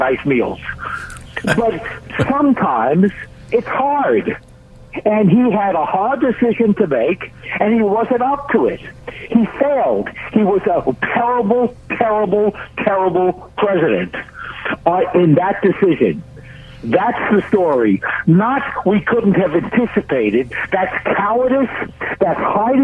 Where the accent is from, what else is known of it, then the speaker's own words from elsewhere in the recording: United States; as an American